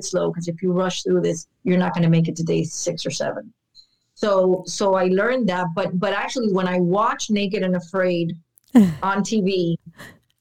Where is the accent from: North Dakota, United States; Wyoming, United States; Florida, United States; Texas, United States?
Florida, United States; Miami; born and raised in Miami, where we have no mountains.